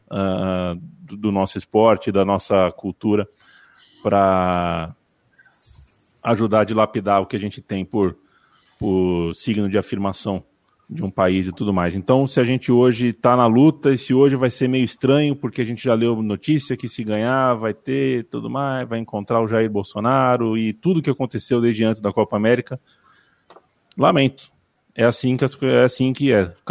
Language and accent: Portuguese; Brazil; eu sou brasileiro com muito orgulho, com muito amor